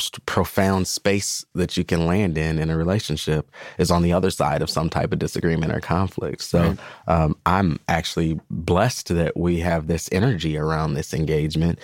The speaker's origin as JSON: {"language": "English", "town": "St. Paul", "region": "Minnesota", "country": "United States", "tie": "born or raised there", "said": "I grew up in Central Village in St. Paul"}